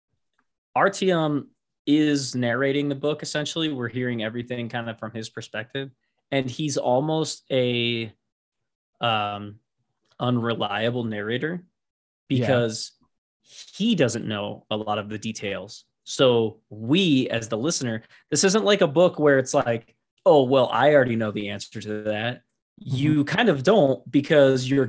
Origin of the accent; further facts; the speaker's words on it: United States; I am American through and through